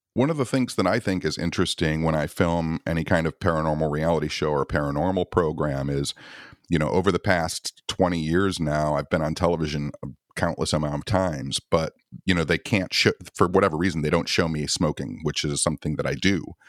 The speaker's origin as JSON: {"language": "English", "region": "Michigan", "country": "United States", "said": "I'm from Michigan"}